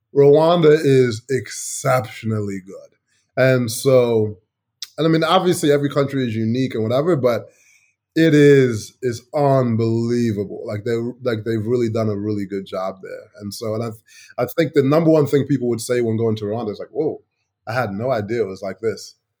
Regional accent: Chicago, Illinois, United States; moved away as an adult; also born or lived in England; now in Asia; growing up in Chicago

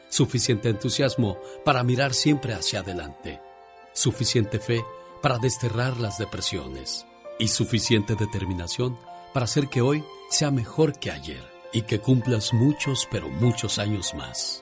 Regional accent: Coahuila, Mexico; moved away; Salí de Coahuila, pero Coahuila nunca salió de mí

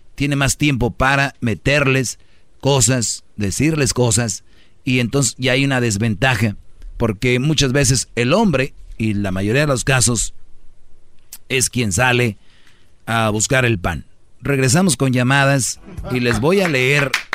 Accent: Mexico; moved away

